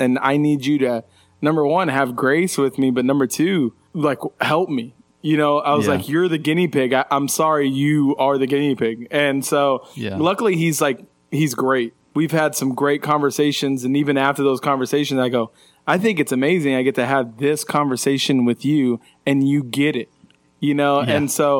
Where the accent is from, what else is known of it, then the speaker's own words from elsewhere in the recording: Illinois, United States; moved away; also born or lived in Houston, Texas; whenever I was 7 years old, we moved from Houston, Texas to Southern Illinois. And Southern Illinois is like most people think of Chicago when they hear Illinois